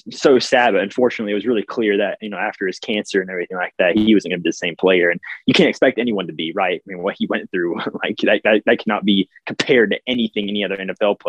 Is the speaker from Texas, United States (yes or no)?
no; Knoxville, Tennessee, United States; born there; also born or lived in Kentucky; I moved back to Kentucky, of course, so I became a big Kentucky fan. But I was born in Knoxville.